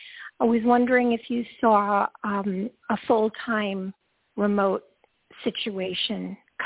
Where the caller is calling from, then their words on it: Georgia, United States; Hi, Toni. … from Georgia.